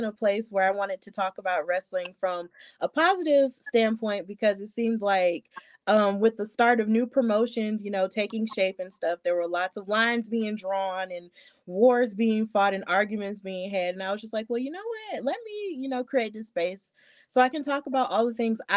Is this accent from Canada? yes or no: no; Birmingham, Alabama, United States; I'm from Birmingham, Alabama. So I was raised knowing the value of standing up for others